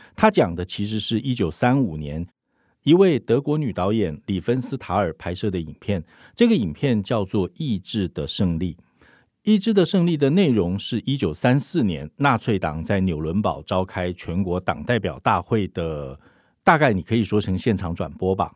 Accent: Taiwan; 我们台湾人

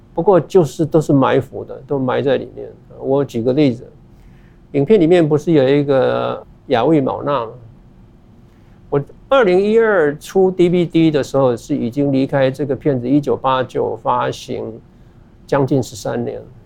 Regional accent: Taiwan; moved away; also born or lived in New York; 作为一个台湾人的世界观

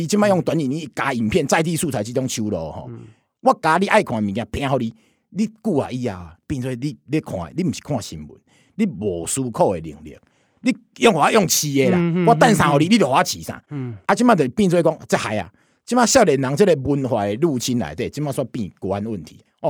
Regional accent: Taiwan; 你看起来又觉得，哎、欸，这个是我们台湾人自己讲的啊。

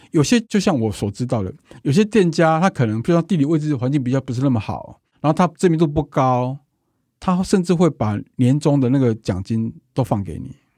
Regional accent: Taiwan

